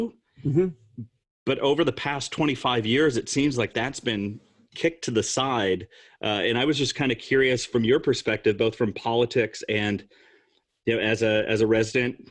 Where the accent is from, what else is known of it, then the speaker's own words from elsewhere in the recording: Rockford, Illinois, United States; moved away as an adult; also born or lived in Iowa City, Iowa / Minneapolis, Minnesota; growing up in Illinois, Northern Illinois, kind of Rockford, failed factory town